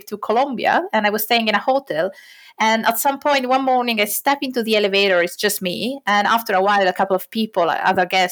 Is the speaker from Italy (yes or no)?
yes; Italy; moved away as an adult; now in Finland; I am originally from Italy, and this is my first and only expat experience.